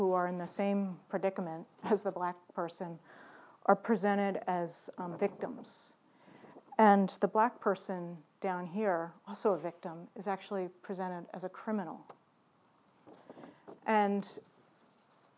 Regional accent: Baltimore, Maryland, United States; my own history growing up in Baltimore City

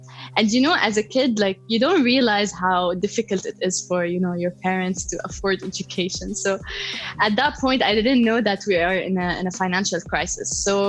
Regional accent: Palestine; also born or lived in Lebanon; Yes, I hold pride that I'm Palestinian.

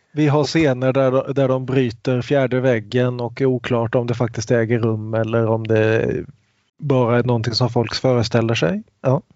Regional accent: Kungsbacka, Halland County, Sweden; till min hemstad Kungsbacka

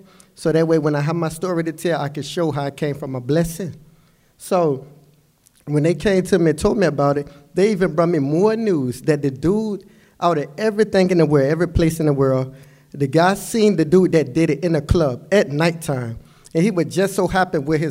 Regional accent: Norfolk, Virginia, United States; I come from Norfolk, so I come from the projects

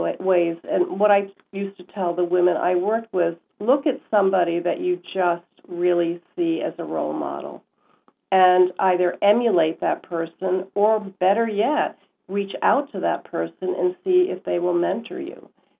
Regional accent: Glasgow, Scotland, United Kingdom; accent: Scottish; now in United States; So I came from Scotland, and I don't know if you know what the Scottish accent is like, but it's very thick.

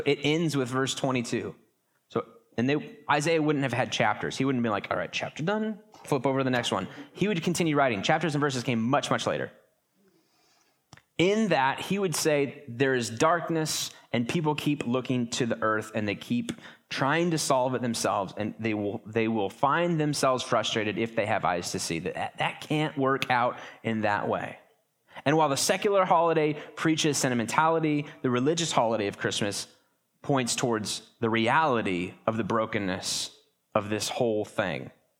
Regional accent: Pasco, Washington, United States; I'm from Eastern Washington. In fact, when you travel and you go to big cities, or you're on a cruise somewhere and somebody goes, where are you from? You say Washington, don't you? You don't say Pasco.

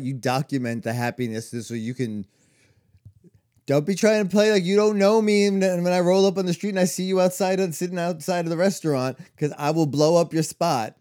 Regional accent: New York, United States; growing up in New York

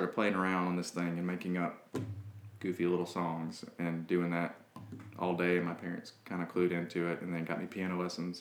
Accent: Hattiesburg, Mississippi, United States; I grew up in Hattiesburg, Mississippi

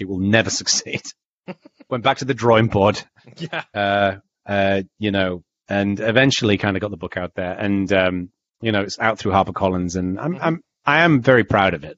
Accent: the north of England, United Kingdom; I was raised in Northern England

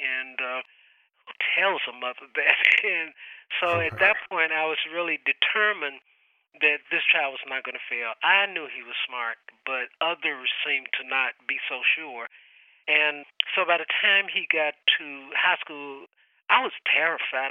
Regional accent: Little Rock, Arkansas, United States; I'm from Arkansas

